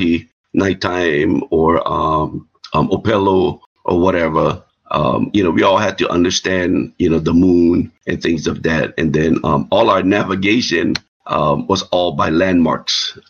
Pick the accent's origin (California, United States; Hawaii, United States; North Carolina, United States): Hawaii, United States; Kona; moved away; I'm from the Big Island, born and raised, Kona.